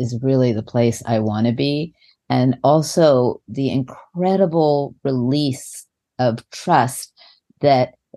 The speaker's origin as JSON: {"language": "English", "region": "New York", "country": "United States", "moved": "yes", "said": "I'm from New York and we did"}